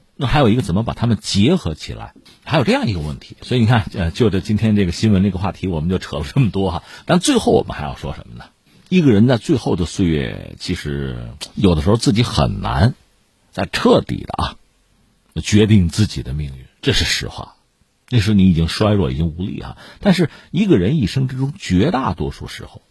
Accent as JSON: {"language": "Chinese", "country": "China", "said": "我们中国人"}